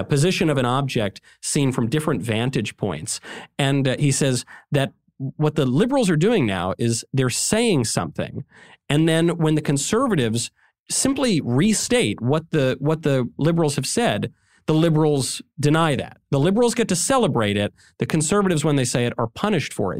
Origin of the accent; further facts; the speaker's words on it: New York, United States; In New York, my home state